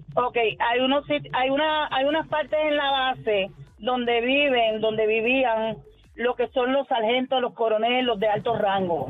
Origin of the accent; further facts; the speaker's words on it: Puerto Rico; aquí en Puerto Rico, y yo soy puertorriqueña y me siento muy orgullosa de eso